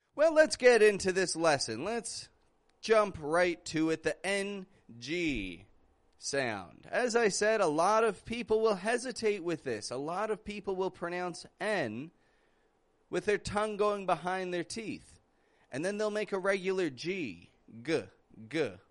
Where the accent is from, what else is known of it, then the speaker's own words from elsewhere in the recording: Canada; I'm from Canada